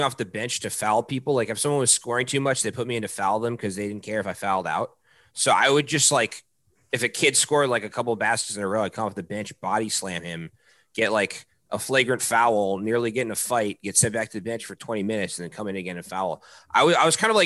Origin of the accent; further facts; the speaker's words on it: Baltimore, Maryland, United States; moved away as an adult; now in Boston, United States; I grew up in Maryland.